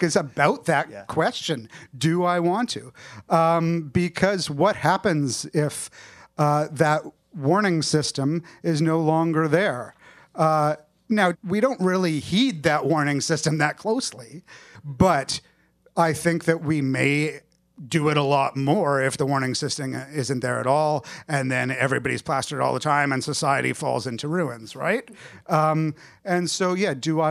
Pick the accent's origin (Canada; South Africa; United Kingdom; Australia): Canada; I'm Canadian